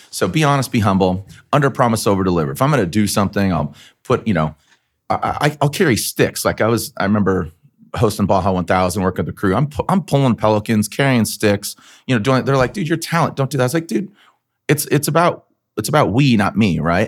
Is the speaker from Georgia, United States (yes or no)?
no; San Diego, California, United States; also born or lived in Arizona; I grew up in San Diego